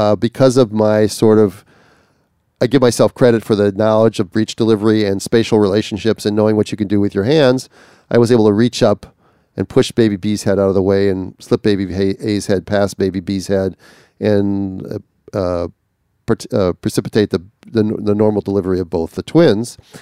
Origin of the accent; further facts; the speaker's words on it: Minnesota, United States; I'm from Minnesota